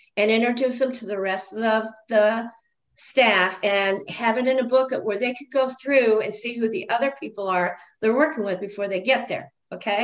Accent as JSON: {"language": "English", "region": "Illinois", "country": "United States", "moved": "yes", "lives_now": "Nebraska, United States", "said": "I'm from Illinois, so there was more diversity there than there is in Nebraska"}